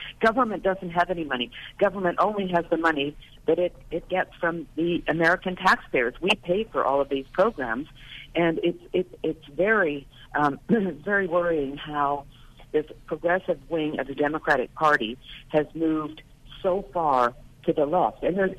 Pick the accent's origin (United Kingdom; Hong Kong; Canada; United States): Canada; moved away; I'm originally Canadian. I grew up under single-payer Medicare for All